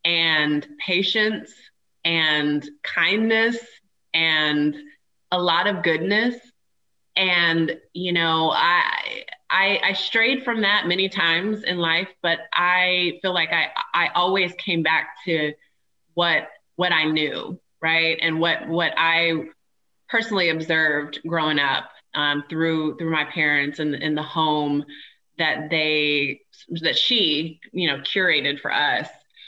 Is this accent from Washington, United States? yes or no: yes; Washington, United States; also born or lived in Germany; I was born in Germany. My dad was stationed in Germany, so ended up being born there overseas. And then spent most of my childhood actually not far from an army base in Washington State.